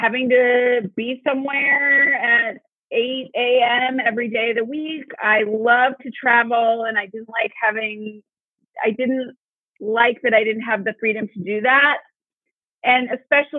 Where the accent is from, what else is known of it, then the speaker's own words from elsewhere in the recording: St. Louis, Missouri, United States; moved away as an adult; also born or lived in Washington, District of Columbia, United States; now in Chicago, United States; I'm originally from St. Louis, Missouri.